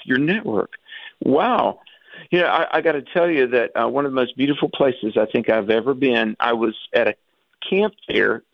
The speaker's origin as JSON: {"language": "English", "region": "the South", "country": "United States", "tie": "born or raised there", "said": "growing up in the South in the Bible Belt"}